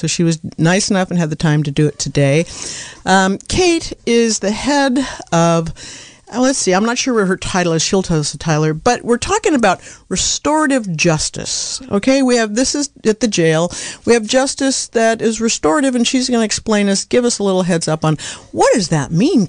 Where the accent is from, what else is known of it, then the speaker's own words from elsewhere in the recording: Anderson Valley, California, United States; I'm from Anderson Valley